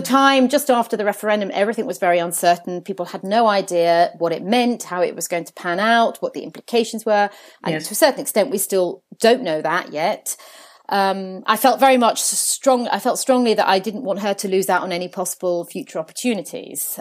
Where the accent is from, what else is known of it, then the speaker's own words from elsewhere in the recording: Jersey; now in London, United Kingdom; I was actually born on the island of Jersey in the Channel Islands, oh, where, where my parents had moved to from Italy